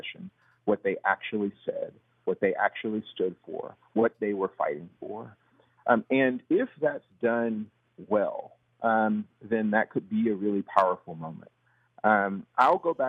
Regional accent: Athens, Georgia, United States; I'm from Athens

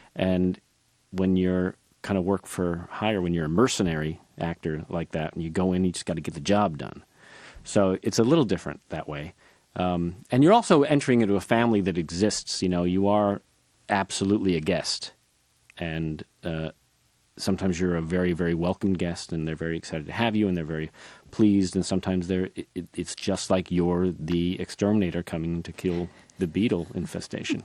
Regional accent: Northbrook, Illinois, United States; I grew up outside Chicago in North Brook, Illinois

